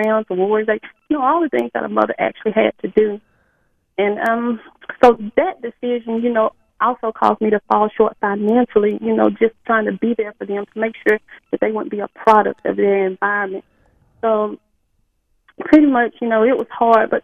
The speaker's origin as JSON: {"language": "English", "town": "Carrollton", "region": "Alabama", "country": "United States", "tie": "born or raised there", "also_born_or_lived": "Columbus, Georgia", "moved": "as an adult", "lives_now": "Atlanta, United States", "said": "move from my hometown of Carrollton, Alabama, I decided to relocate in Columbus, Georgia"}